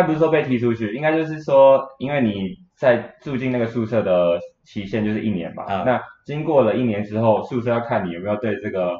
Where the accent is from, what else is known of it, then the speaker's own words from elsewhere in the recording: Taiwan; 去找中国人，但是我台湾人应该没有这种，